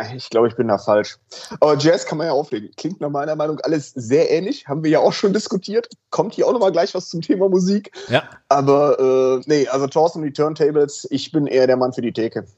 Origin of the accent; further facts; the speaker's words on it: Cologne, North Rhine-Westphalia, Germany; now in Hamburg, Germany; ich bin ja gebürtiger Kölner